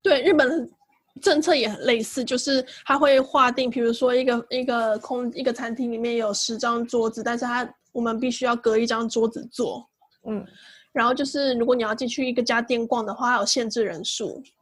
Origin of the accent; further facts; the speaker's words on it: Taiwan; also born or lived in Singapore; now in Tokyo, Japan; 我是台湾人，所以不需要马来西亚的签证